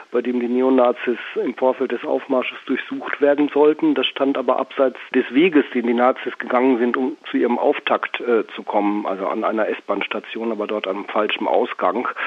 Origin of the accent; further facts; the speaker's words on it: Düsseldorf, North Rhine-Westphalia, Germany; Im Übrigen bin ich immer dankbar, ich komme aus Düsseldorf.